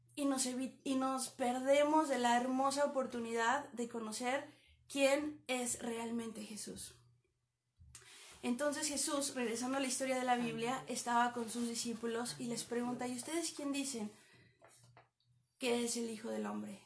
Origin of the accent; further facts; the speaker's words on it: Toluca, State of Mexico, Mexico; moved away as an adult; now in Canada; Soy de México, de la ciudad de Toluca.